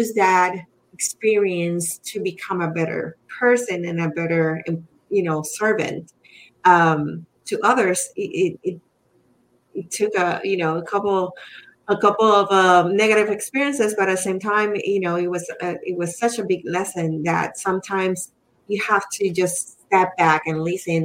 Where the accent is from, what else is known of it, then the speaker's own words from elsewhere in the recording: Puerto Rico; accent: Spanish accent; English is a second language; moved away; I'm Puerto Rican